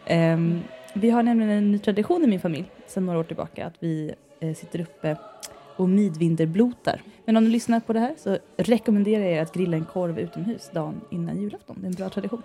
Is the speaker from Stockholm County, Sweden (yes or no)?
yes; Värmdö, Stockholm County, Sweden; accent: släpiga stockholmskan (drawling Stockholm); jag tror det är min grunddialekt. Jag är ju från Värmdö, va? Och där pratar man lite som Mona Sahlin. Och det är den här släpiga stockholmskan